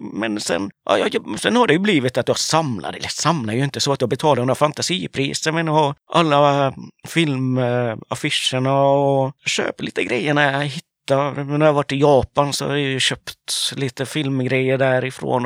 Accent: Sweden; jag är ju uppväxt i Sverige

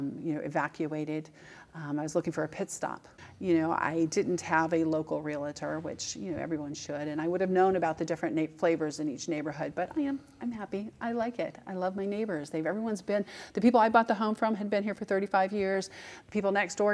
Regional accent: California, United States; also born or lived in Boca Raton, Florida / Georgia; now in Palm Beach County, United States; my home state, which is California.

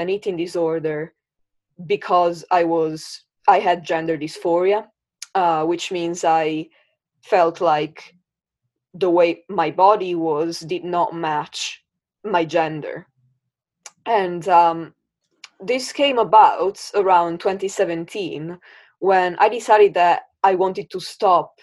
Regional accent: Italy; now in Brighton, United Kingdom; I live in Brighton in the UK. But I was born and I grew up in Italy.

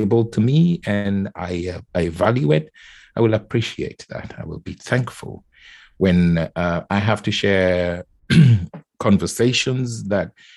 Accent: Nairobi, Kenya; I was born and raised in Kenya. So, and as a child, I was born in Nairobi

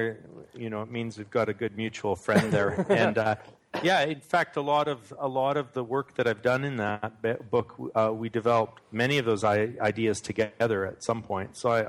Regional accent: Manitoba, Canada; born there; No, actually, I was born in Manitoba, which is like right near the border of North Dakota. So some Americans mistake my accent for a Minnesotan accent, actually, or someone from Fargo.

